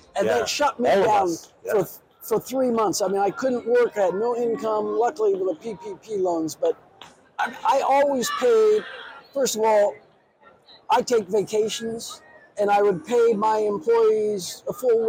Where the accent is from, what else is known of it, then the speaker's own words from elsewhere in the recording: Ohio, United States; now in Cape Cod, Massachusetts, United States; I'm from Ohio and not from Cape Cod